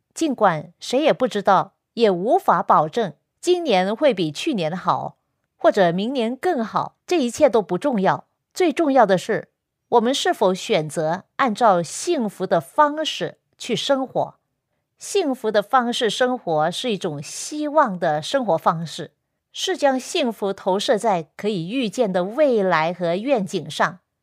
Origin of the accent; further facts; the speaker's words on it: Guangdong, China; 因为我是广东人